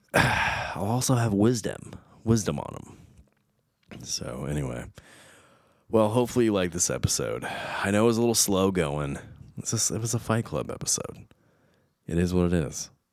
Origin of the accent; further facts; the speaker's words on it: United States; I was born in America, but I was raised Portuguese